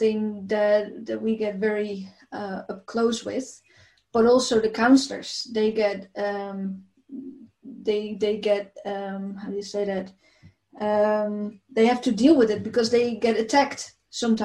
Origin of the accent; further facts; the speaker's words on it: Netherlands; I came from the Netherlands, and the Netherlands is a country, a big part of the Netherlands is actually under the sea level